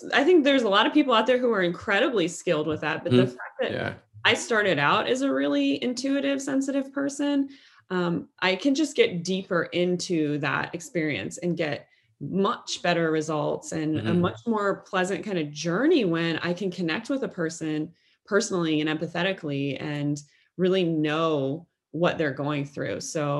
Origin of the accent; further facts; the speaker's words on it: Midwest, United States; I had never been exposed to growing up in the Midwest of the United States